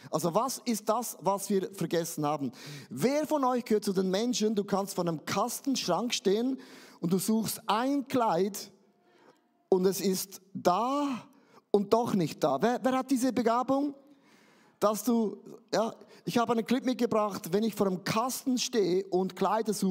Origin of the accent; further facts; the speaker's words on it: Switzerland; Ich bin ja ein Schweizer, uns gehört sowieso die Welt.